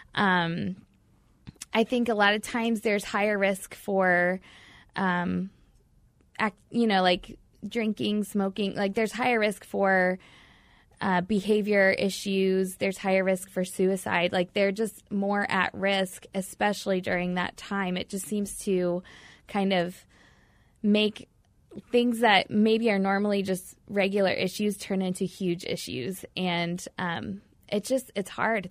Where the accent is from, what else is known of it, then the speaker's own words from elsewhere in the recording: Batesville, Indiana, United States; I grew up in a small town in Indiana, um, born and raised in a little small town called Batesville